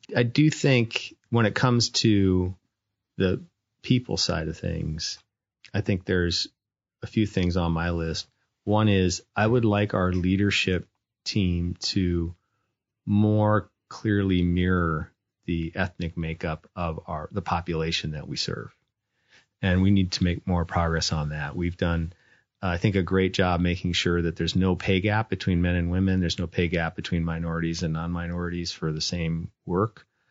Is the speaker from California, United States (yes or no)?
no; North Dakota, United States; moved away; I grew up was born and raised in North Dakota